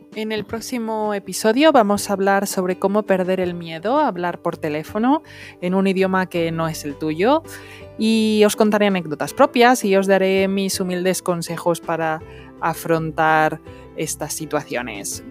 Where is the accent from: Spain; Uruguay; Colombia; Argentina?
Spain; Salamanca, Castile and León; soy de Salamanca